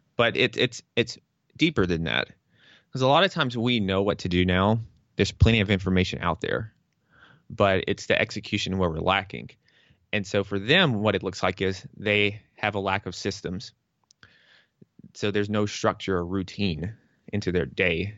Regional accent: the South, United States; moved away as an adult; also born or lived in New York; I'm from the South.

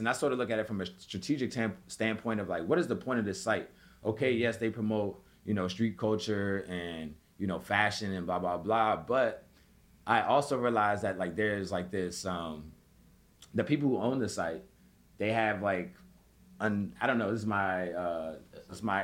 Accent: Washington, District of Columbia, United States; growing up in Southeast

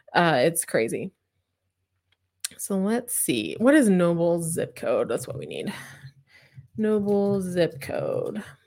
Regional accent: Claremore, Oklahoma, United States; I'm from Claremore, which is outside of, or, like, Claremore is outside of Tulsa

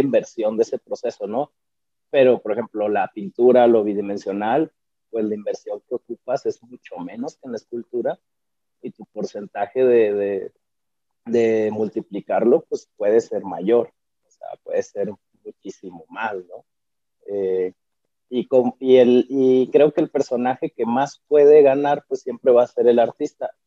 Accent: Chihuahua, Mexico; soy artista visual chihuahuense

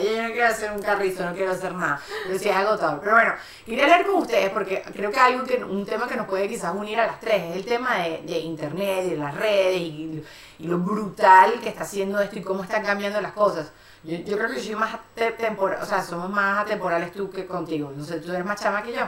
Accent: Venezuela; now in Spain; somos las tres venezolanas

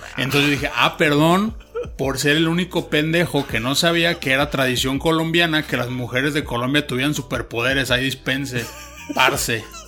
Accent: Mexico; yo sea mexicano

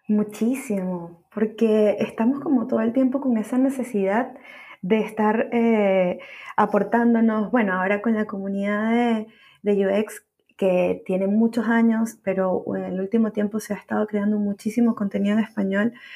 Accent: Caracas, Capital District, Venezuela; moved away as an adult; now in Santiago, Chile; soy, soy venezolana, nacida en Caracas, Venezuela, viviendo en Santiago de Chile ya hace más de seis años

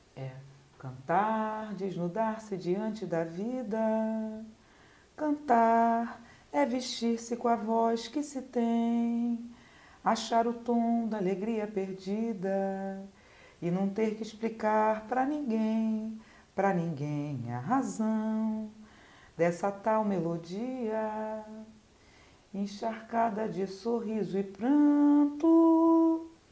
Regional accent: Rio de Janeiro, Brazil; eu sou da Vila da Penha, né? Eu nasci no subúrbio

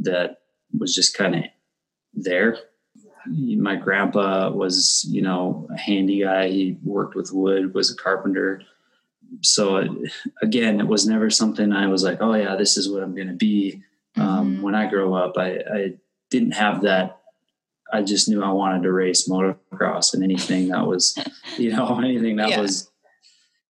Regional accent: Bismarck, North Dakota, United States; also born or lived in California; I grew up in Bismarck, born and raised

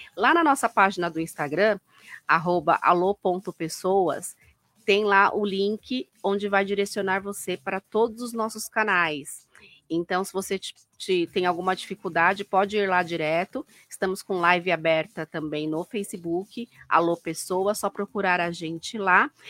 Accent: Brazil; a gente é brasileiro

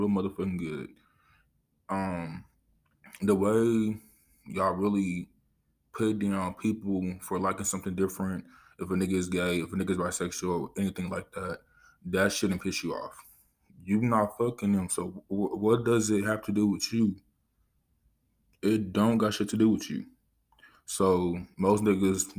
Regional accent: Los Angeles, California, United States; I grew up in Los Angeles, California.

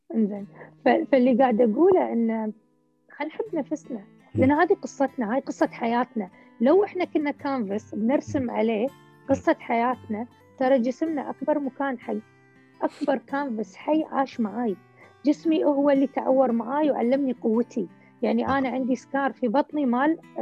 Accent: Kuwait; احنا عندنا في الكويت

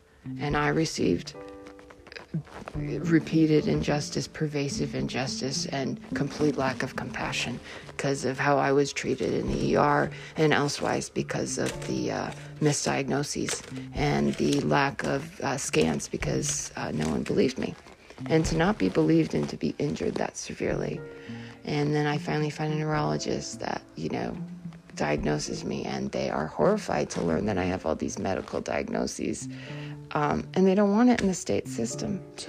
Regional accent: Hanover, New Hampshire, United States; because I grew up in Hanover.

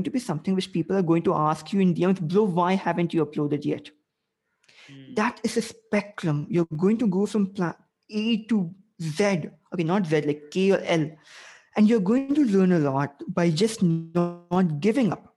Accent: India; I'm Asian. I'm Indian.

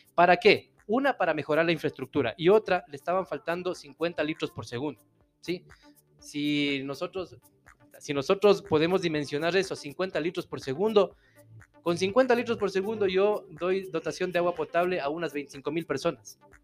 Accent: Puyo, Pastaza, Ecuador; moved away as an adult; now in Ambato, Ecuador; yo soy de la provincia de Pastaza, soy del Puyo

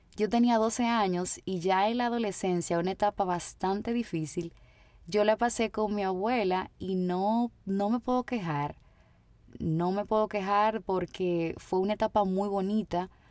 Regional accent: Dominican Republic; mi país, República Dominicana

